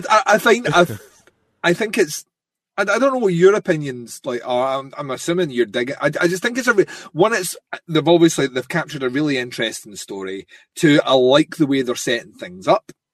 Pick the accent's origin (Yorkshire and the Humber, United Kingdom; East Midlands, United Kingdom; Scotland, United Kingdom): Scotland, United Kingdom; I'm Scottish